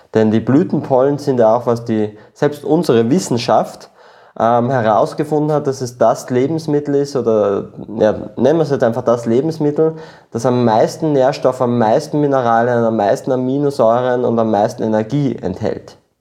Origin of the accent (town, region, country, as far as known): Austria; born or raised there; also born or lived in Peru